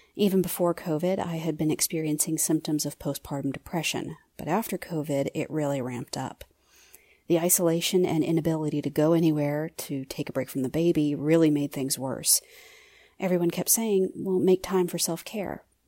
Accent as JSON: {"language": "English", "town": "Topeka", "region": "Kansas", "country": "United States", "said": "I'm from Topeka, Kansas"}